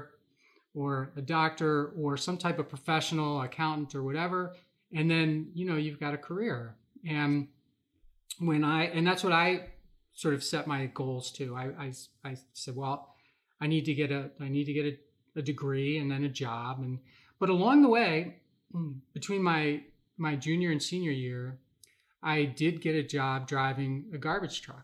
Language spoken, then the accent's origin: English; Philadelphia, Pennsylvania, United States; moved away as an adult; also born or lived in Milwaukee, Wisconsin; now in Wisconsin, United States; I grew up in the Philadelphia area.